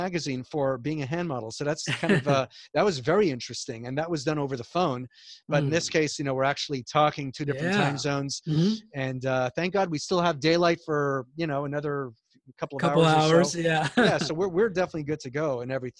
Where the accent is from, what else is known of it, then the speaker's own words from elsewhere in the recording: Montreal, Quebec, Canada; accent: Canadian; now in United States; everyone knew somebody that worked in a factory on our street growing up in Montreal